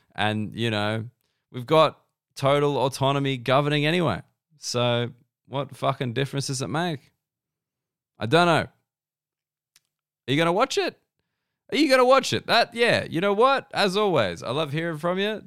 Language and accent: English; Australia; being an Australian citizen